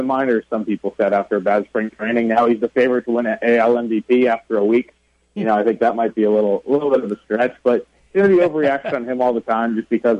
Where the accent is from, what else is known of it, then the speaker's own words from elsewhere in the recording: Boston, Massachusetts, United States; I grew up in Boston